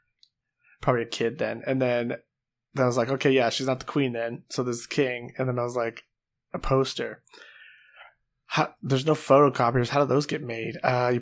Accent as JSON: {"language": "English", "country": "United Kingdom", "said": "People know I'm British, I say it."}